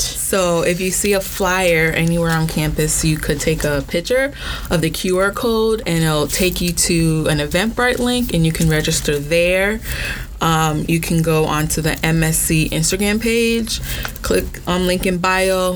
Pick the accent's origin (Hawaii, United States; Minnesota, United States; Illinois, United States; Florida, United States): Florida, United States; Orlando; also born or lived in Brooklyn, New York; I was born in Brooklyn, but I was raised in Orlando